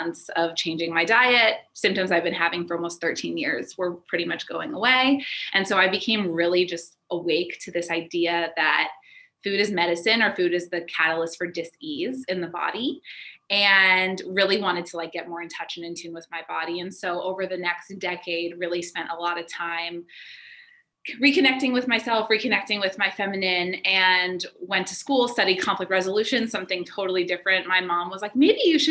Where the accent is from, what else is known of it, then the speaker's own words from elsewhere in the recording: Atlanta, Georgia, United States; I grew up in Atlanta